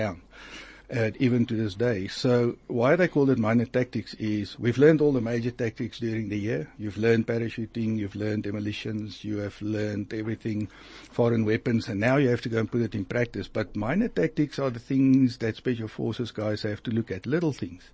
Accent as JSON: {"language": "English", "region": "Free State", "country": "South Africa", "tie": "born or raised there", "said": "I grew up in the Free State"}